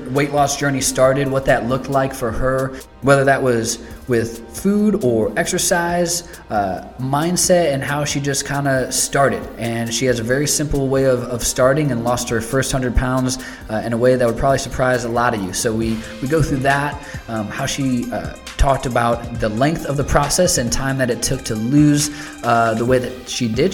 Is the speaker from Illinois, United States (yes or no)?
no; Northwest Indiana, United States; now in Indianapolis, United States; we're in Indianapolis currently, but I'm from Northwest Indiana, so real close to Chicago without crossing the border